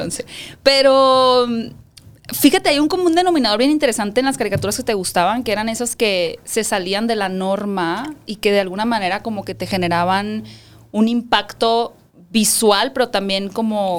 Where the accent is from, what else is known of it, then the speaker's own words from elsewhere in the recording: Hermosillo, Sonora, Mexico; yo soy de Hermosillo, Sonora.